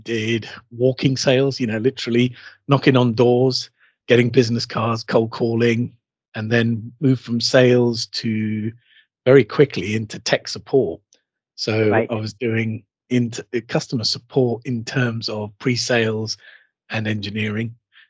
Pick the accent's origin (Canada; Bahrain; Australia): Bahrain; born there; also born or lived in United Kingdom; I would call myself a Heinz 57. that's because I've got a varied sort of background. I was born in Bahrain in the Persian Gulf.